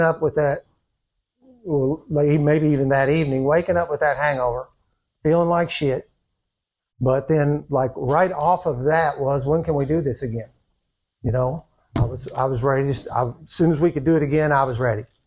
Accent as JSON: {"language": "English", "town": "New Albany", "region": "Indiana", "country": "United States", "tie": "born or raised there", "said": "I was born in New Albany, Indiana. I don't know if you can tell from my accent or not. Uh, I've been born and bred there. I've lived there all my life"}